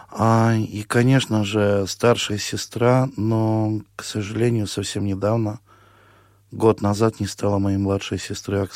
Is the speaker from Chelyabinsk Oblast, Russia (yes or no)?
no; Cherdyn, Perm Krai, Russia; Я родился в, в Пермском крае, город Чердань в 1978 году в цыганской семье, то есть, эм, ну, родился в музыкальной цыганской семье.